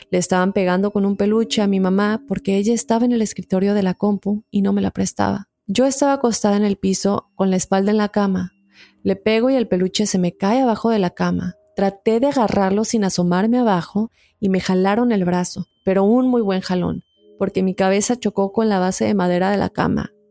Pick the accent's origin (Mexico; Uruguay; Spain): Mexico; Julián Blanco, Guerrero; soy del estado de Guerrero, para ser exacta, del poblado de Julián Blanco, mejor conocido como Dos Caminos.